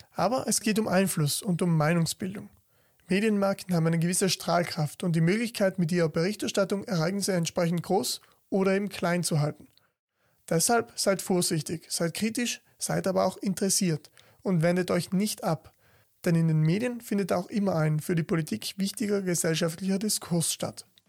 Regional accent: South Tyrol, Trentino-Alto Adige, Italy; besonders bei uns in Südtirol

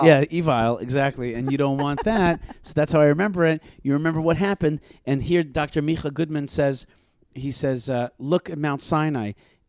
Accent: Odesa, Odesa Oblast, Ukraine; I'm like, I'm also from Odessa. But the other Odessa.

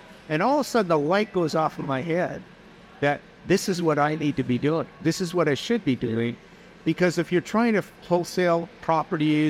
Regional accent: Portland, Oregon, United States; I'm from the Portland, Oregon area

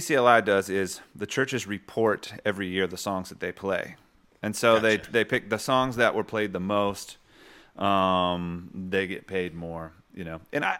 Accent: the South, United States; Maybe we're both from the South

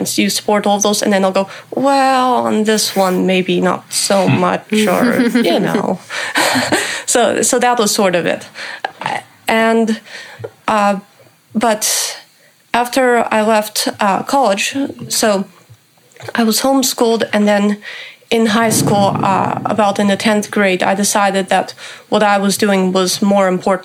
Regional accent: Topanga, California, United States; growing up in Topanga Canyon

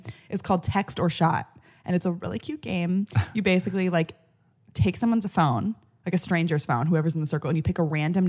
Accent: San Francisco, California, United States; now in Los Angeles, United States; I'm from San Francisco.

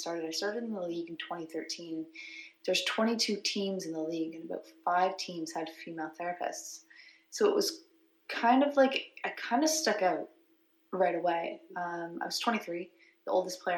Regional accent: Brighton, Ontario, Canada; I grew up in the Quinney area, actually grew up in Brighton

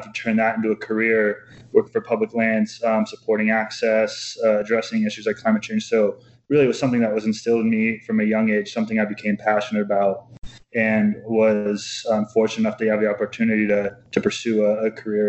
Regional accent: Colorado, United States; growing up in Colorado, spending time outside really just was something I was lucky was in my backyard

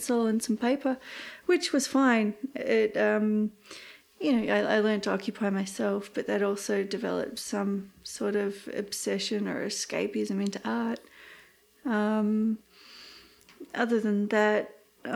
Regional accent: Australia; myself as just an Australian artist

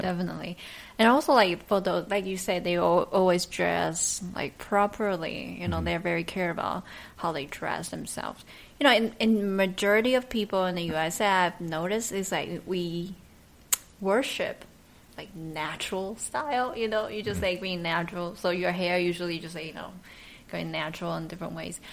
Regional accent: Taichung, Taiwan; the city I'm from. I'm from Taichung

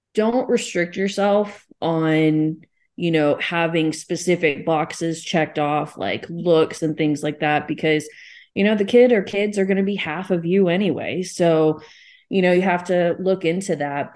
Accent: Texas, United States; I live in Texas, so I'm down the South

